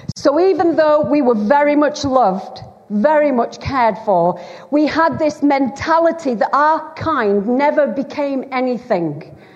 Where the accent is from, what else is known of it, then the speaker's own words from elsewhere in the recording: Bolton, North West England, United Kingdom; accent: Lancashire; moved away as an adult; now in Wales, United Kingdom; I was raised in uh, a, on a council estate in, in Bolton, in Greater Manchester, Lancashire